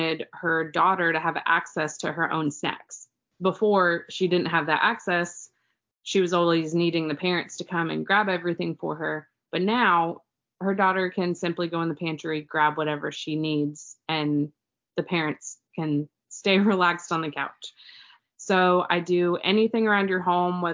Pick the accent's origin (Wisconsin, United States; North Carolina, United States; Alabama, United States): North Carolina, United States; Raleigh; I was born and raised in Raleigh, so I know this area like the back of my hand.